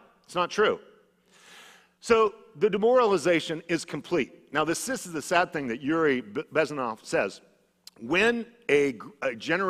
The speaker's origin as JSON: {"language": "English", "region": "Idaho", "country": "United States", "said": "because I came from Idaho, a very conservative area where things are very different than they are here."}